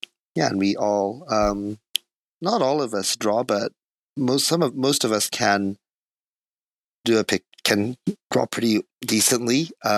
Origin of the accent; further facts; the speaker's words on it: South Korea; born there; It's questionable as to whether I've ever actually grown up, but I was born in Korea. My mother and father were Japanese language teachers in Korea.